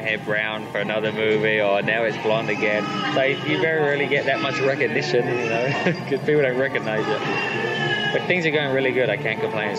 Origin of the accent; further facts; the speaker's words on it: England, United Kingdom; growing up in England, it's very cold.